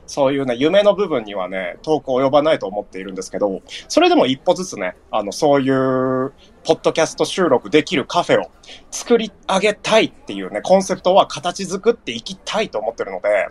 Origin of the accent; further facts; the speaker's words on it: Nagano, Japan; まあ僕は長野県民なんですけど